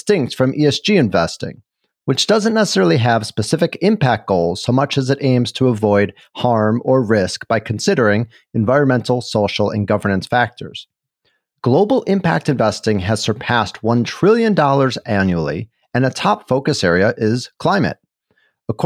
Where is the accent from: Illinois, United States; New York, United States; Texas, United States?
Illinois, United States; Chicago; as a native Chicagoan